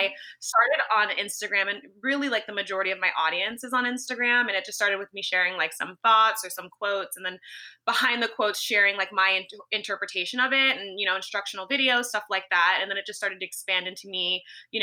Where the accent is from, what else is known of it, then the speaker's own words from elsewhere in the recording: Los Angeles, California, United States; moved away as an adult; also born or lived in San Francisco; I grew up in Los Angeles, California